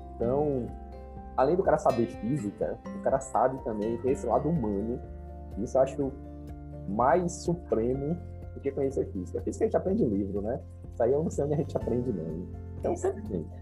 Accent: Salvador, Bahia, Brazil; eu nasci em Salvador, eu sou o filho mais novo

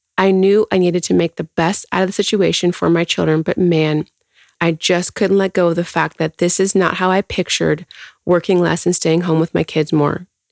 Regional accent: Houston, Texas, United States; I am born and raised in Houston.

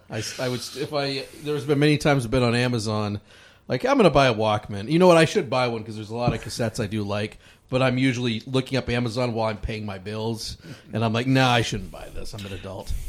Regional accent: Michigan, United States; We're both from in Michigan

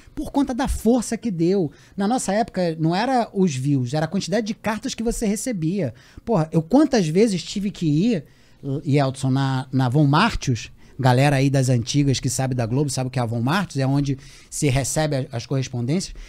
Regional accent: Rio de Janeiro, Brazil; de Vila da Penha, de Vista Alegre, dos lugares onde eu fui criado no bairro do Romário

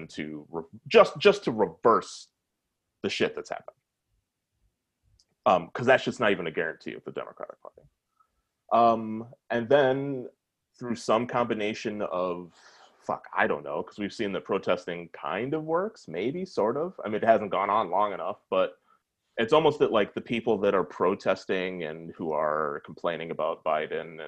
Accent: Minnesota, United States; I'm from Minnesota

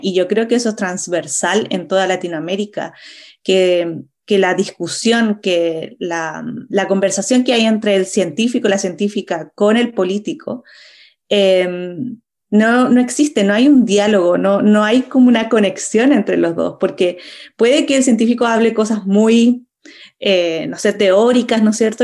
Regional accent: Chile; moved away as an adult; also born or lived in Europe; como chilena y también como astrónoma que, que vivió varios años en Europa

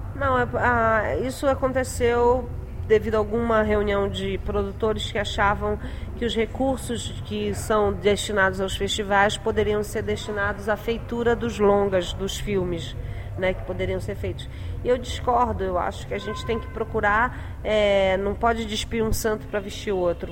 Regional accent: Belém, Pará, Brazil; moved away; na minha terra

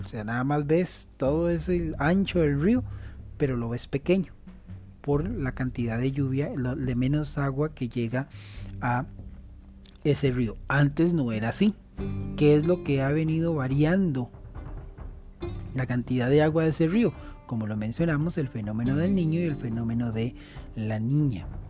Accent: Costa Rica; nosotros, como eh, costarricenses que pertenecemos a América Central

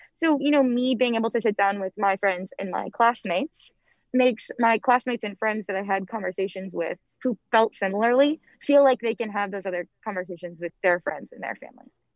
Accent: Antioch, Illinois, United States; moved away as an adult; now in Washington, D.C., United States; I'm originally from Antioch, Illinois, which is a super small town right on the border of Illinois and Wisconsin.

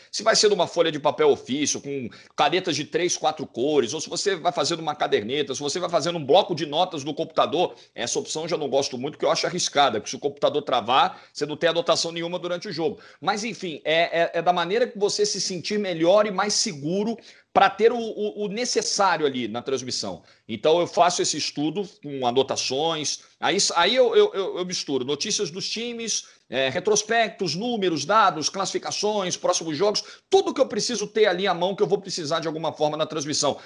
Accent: Rio de Janeiro, Brazil; eu sou da zona norte do Rio

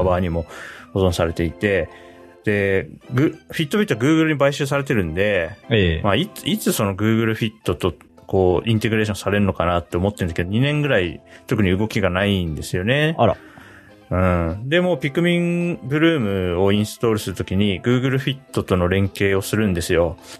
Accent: Hokkaido, Japan; moved away; 子供の頃北海道にいたんで

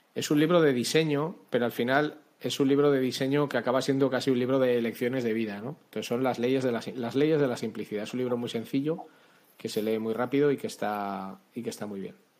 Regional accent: Spain; soy español, vivo en España desde que nací

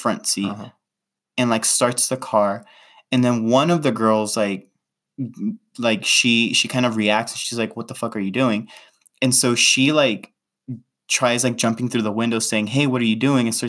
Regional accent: Los Angeles, California, United States; I was in LA, in my hometown where I grew up

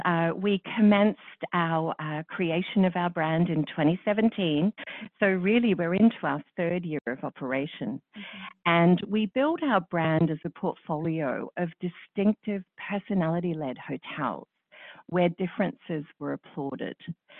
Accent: Melbourne, Victoria, Australia; cosmopolitan Melbourne, mm-hmm. which is my hometown.

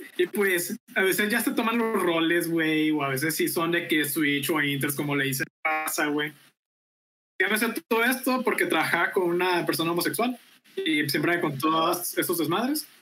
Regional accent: Veracruz, Mexico; moved away as an adult; now in Monterrey, Mexico; mi natal Veracruz

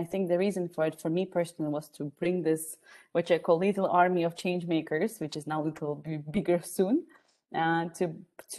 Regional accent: Ukraine; now in Austria; I'm from Ukraine based in Austria

